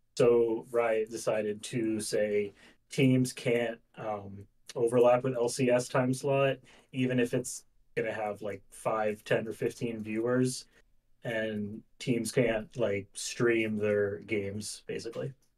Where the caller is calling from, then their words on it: Pennsylvania, United States; calling from Pennsylvania.